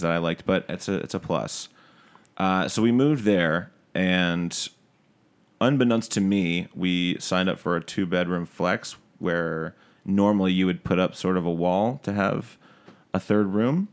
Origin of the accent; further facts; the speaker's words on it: Detroit, Michigan, United States; moved away as an adult; also born or lived in Syracuse, New York / New Jersey; now in New York, United States; I'm from, uh, Detroit, Michigan is where I was born